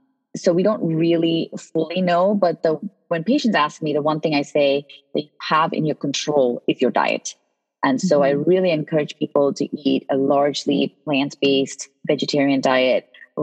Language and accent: English; Connecticut, United States; also born or lived in India; You know, I grew up in the East Coast. When I immigrated from India at age 12, I moved to Connecticut, where my aunt was.